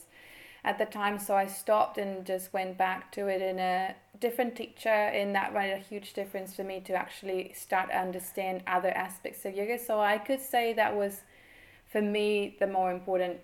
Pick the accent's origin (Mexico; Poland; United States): Mexico; moved away as an adult; now in New Zealand; I am from Mexico. I grew up there.